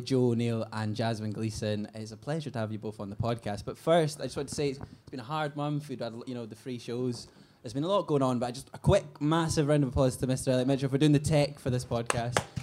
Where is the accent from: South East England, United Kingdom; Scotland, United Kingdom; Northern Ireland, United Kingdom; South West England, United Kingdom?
Scotland, United Kingdom; as a Scot